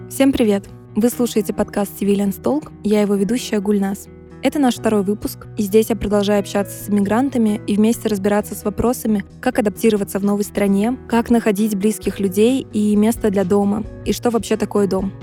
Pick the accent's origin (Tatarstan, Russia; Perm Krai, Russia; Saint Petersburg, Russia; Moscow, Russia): Saint Petersburg, Russia; moved away as an adult; now in Georgia; я из России, из Санкт-Петербурга